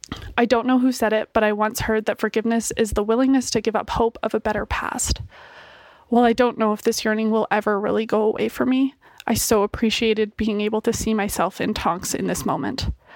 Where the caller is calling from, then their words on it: Calgary, Alberta, Canada; I'm from Calgary, Alberta, Canada.